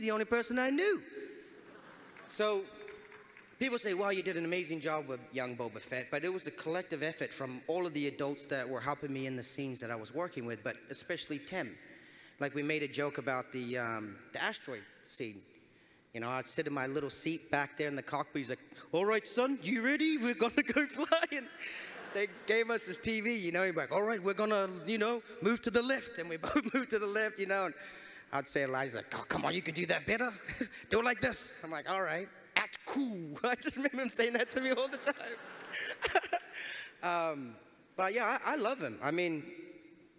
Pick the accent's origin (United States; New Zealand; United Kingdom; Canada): New Zealand; when you come from a place like New Zealand